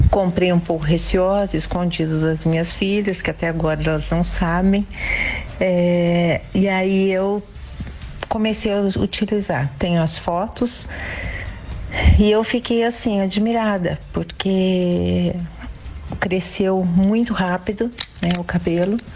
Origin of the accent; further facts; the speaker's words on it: Garça, São Paulo, Brazil; Eu sou de Garça, interior de São Paulo.